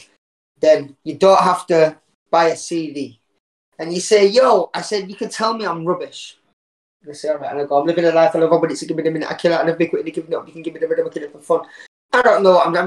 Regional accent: Huddersfield, Yorkshire and the Humber, United Kingdom; now in York, United Kingdom; Born and raised in Huddersfield. Lived all over Yorkshire, really. Currently living in York.

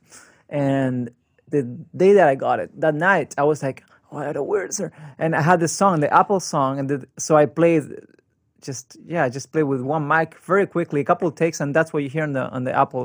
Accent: Argentina; moved away as an adult; now in Bay Area, United States; I grew up in Argentina. I'm from Argentina.

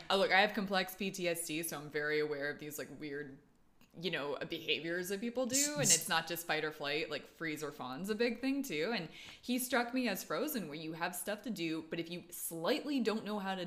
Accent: East Coast, United States; moved away; I'm from the East Coast

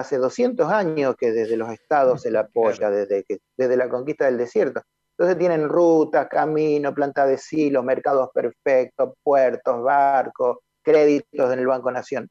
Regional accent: Argentina; los argentinos consumimos 6 millones de toneladas de trigo

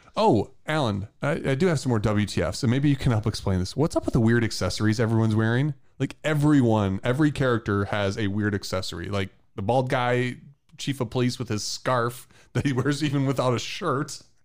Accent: Michigan, United States; I'm from Michigan

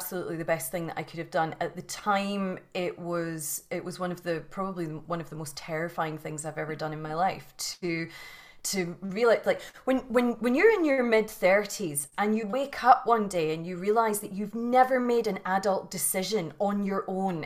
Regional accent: Scotland, United Kingdom; You can probably hear from the accent that I was born and bred in Scotland in the UK

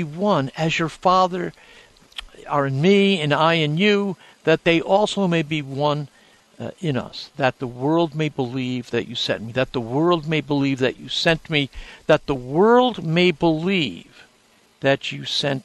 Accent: New Haven, Connecticut, United States; When I was growing up in New Haven, Connecticut, a Catholic kid

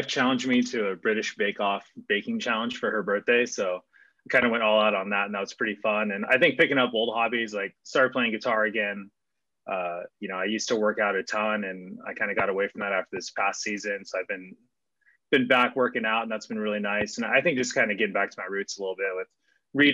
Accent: Claremont, California, United States; also born or lived in Pomona, California; I grew up in Claremont. So, you know, I was born down the street in Pomona

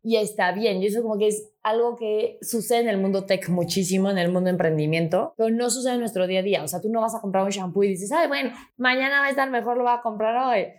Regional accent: Mexico; realmente soy mexicana, súper orgullosa

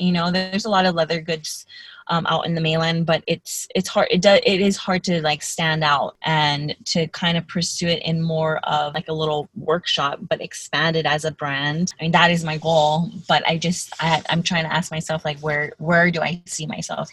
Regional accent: Haleiwa, Hawaii, United States; it's a little town called North Shore or Haleiwa

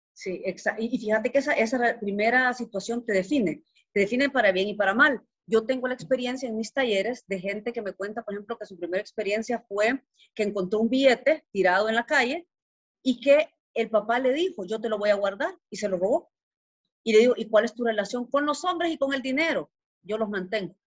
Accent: El Salvador; moved away as an adult; now in Guatemala; Soy salvadoreña, ¿verdad? Eh, nací en Salvador

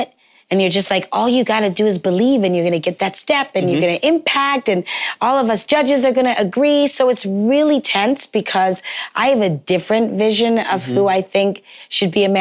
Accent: Toronto, Ontario, Canada; moved away as an adult; also born or lived in New York; I'm from Toronto, Canada. So I saw Alvin Ailey at a very young age at the O'Keeffe Center.

